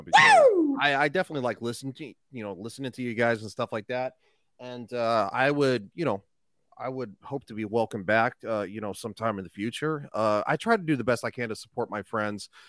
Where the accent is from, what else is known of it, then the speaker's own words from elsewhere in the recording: Grand Junction, Colorado, United States; I'm a simple man from Grand Junction